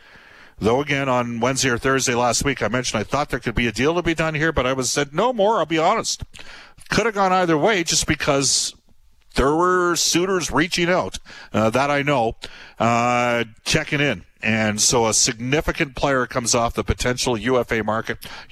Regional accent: Fulton Mill, Alberta, Canada; As a kid growing up in Fulton Mill, when we moved out there, I was 10 and 11

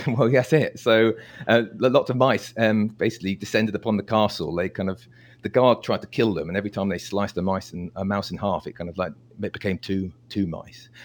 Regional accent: United Kingdom; I'm, I'm British

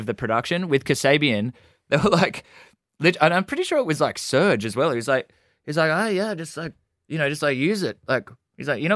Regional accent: Gold Coast, Queensland, Australia; we're boys from the Gold Coast

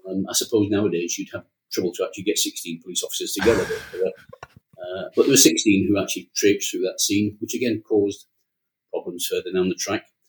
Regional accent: Yorkshire and the Humber, United Kingdom; being a Yorkshireman

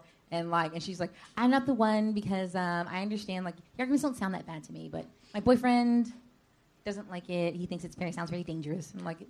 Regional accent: San Francisco, California, United States; because I grew up in San Francisco.

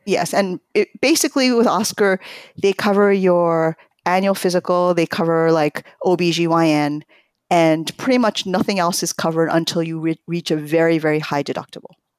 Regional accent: New York, United States; born or raised there; also born or lived in Tokyo, Japan

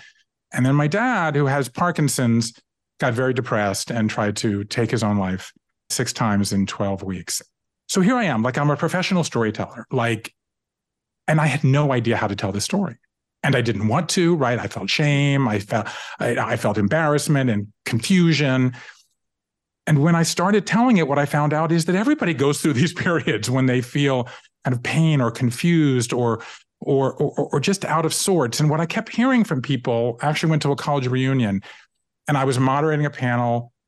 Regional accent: Savannah, Georgia, United States; moved away as an adult; also born or lived in Japan; I grew up in Savannah, Georgia, and I left there and I went to the Northeast to go to college. I left there and I went to Japan in the mid 80s

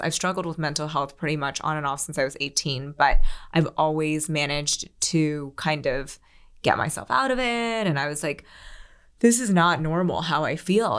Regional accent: Philadelphia, Pennsylvania, United States; moved away as an adult; also born or lived in New York City; I grew up outside of Philly

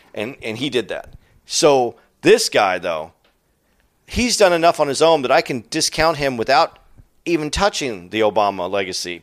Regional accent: United States; as an American

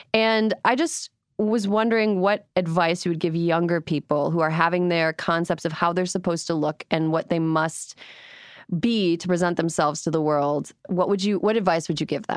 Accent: Wisconsin, United States; a fellow Wisconsin native

